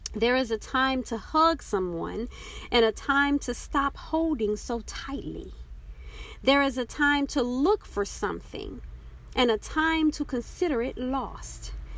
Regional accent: Texas, United States; moved away; also born or lived in Oklahoma; growing up in Texas and the time that I lived in Oklahoma

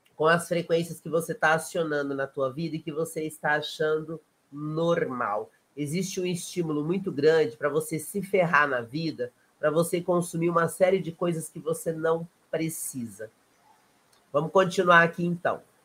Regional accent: South Region, Brazil; eu sou do Sul também

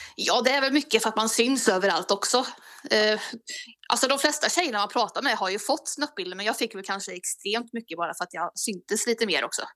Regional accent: Bäckhammar, Värmland, Sweden; allra första början så är det Bäckhammar. Det ligger två mil utanför Kristinehamn i Värmland.

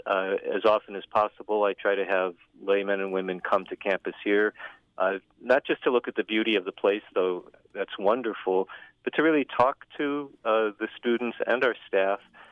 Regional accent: Northwest Indiana, United States; moved away; also born or lived in Chicago; I'm originally from Northwest Indiana

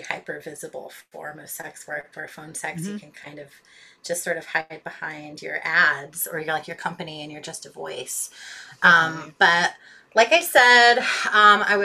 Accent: Tacoma, Washington, United States; moved away; also born or lived in San Francisco / Oakland; I grew up in Tacoma, Washington

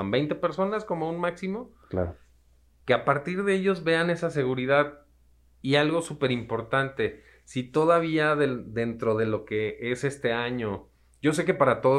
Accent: Mexico; No, y sobre todo como mexicanos que somos, ¿no? Nos gusta la fiesta

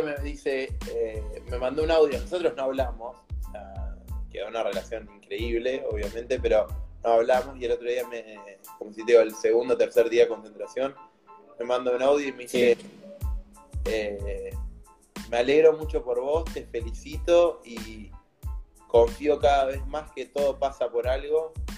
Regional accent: Argentina; en un país como Argentina, que por ahí estamos limitados en los recursos

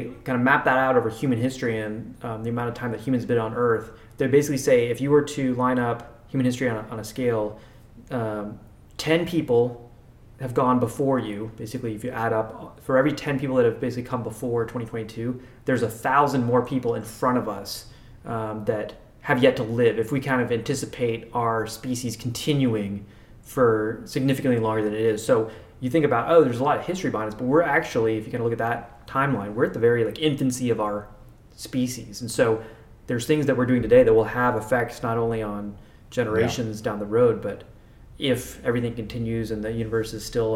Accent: United States; as an American

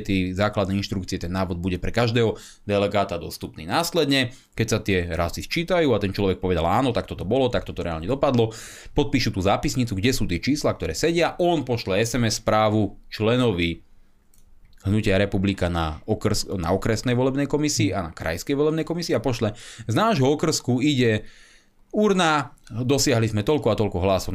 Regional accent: Slovakia; ako Slovák

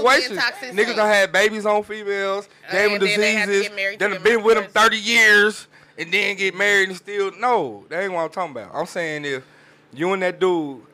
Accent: Alabama, United States; I'm from Alabama, nigga. I'm from the country

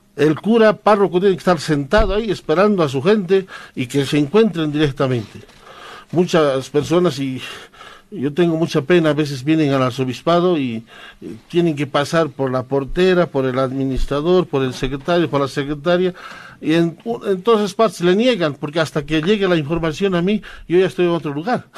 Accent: San Lucas, Chuquisaca, Bolivia; first language Quechua; Spanish is a second language; now in La Paz, Bolivia; San Lucas, que es nuestro pueblo. Yo soy sanluqueño, campesino

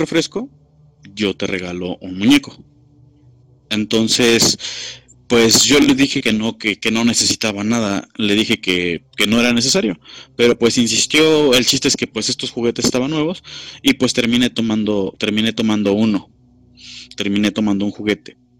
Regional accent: Cadereyta, Querétaro, Mexico; soy de Cadereyta, eh, Querétaro, en, México. Eh, soy de un pueblo que se llama Bizarrón de Montes

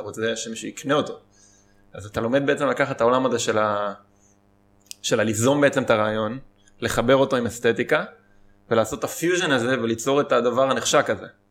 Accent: Israel; כשהייתי קטן גדלתי במושב

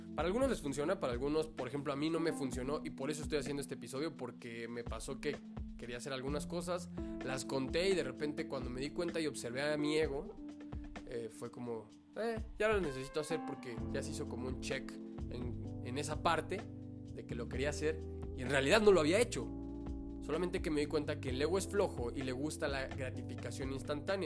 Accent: Mexico; como mexicanos

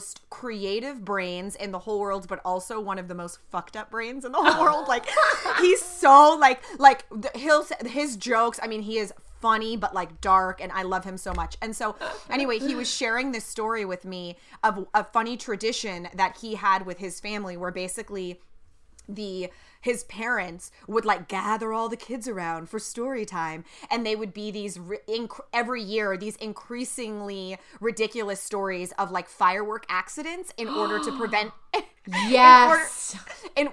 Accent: California, United States; the specific town I grew up in or in California or the West

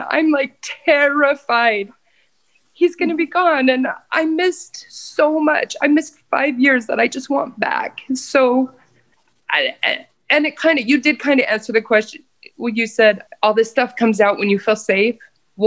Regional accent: Idaho, United States; moved away as an adult; I'm from Idaho and I moved here because I married

